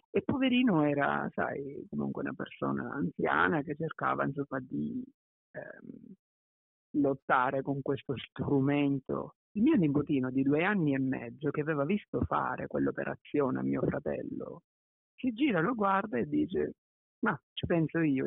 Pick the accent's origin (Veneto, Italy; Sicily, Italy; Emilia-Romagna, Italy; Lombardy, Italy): Sicily, Italy; Ragusa; moved away; also born or lived in Milan; sono nato a Ragusa in Sicilia, sono cresciuto in una famiglia molto unita